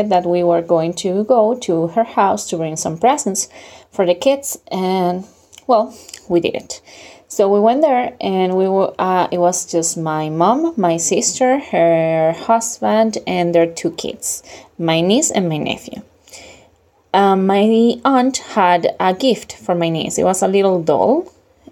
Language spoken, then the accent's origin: English; Venezuela; English is a second language; now in Europe; I'm from Venezuela, but currently living in Europe.